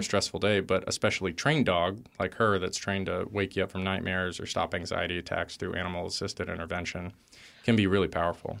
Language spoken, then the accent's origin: English; Texas, United States; I grew up in Texas